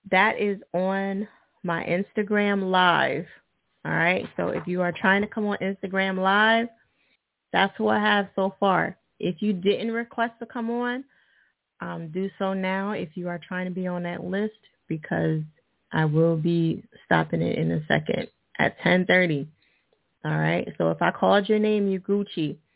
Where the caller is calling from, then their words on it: Pittsburgh, Pennsylvania, United States; I'm calling from Pittsburgh.